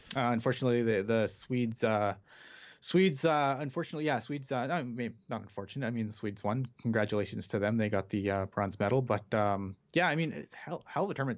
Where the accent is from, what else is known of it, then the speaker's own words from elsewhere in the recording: Canada; I'm Canadian